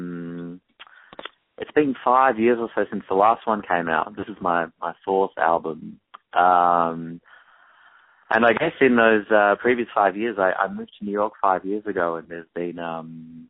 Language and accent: English; Perth, Western Australia, Australia; moved away as an adult; also born or lived in Eugene, Oregon, United States / Melbourne, Victoria, Australia; now in United States; My parents moved to Perth for what was going to be 2 years for my dad to teach at a university there, and they were going to come back after that. They just didn't end up coming back